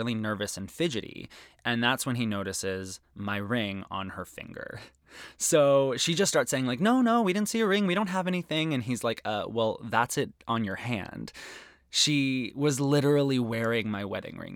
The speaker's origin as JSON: {"language": "English", "region": "Arizona", "country": "United States", "tie": "born or raised there", "said": "One of the best things about growing up in Arizona is that there's incredible Mexican food on every street corner."}